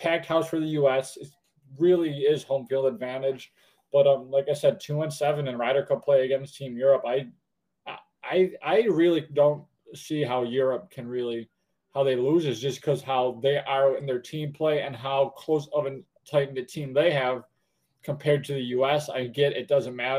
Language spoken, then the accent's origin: English; United States; being an American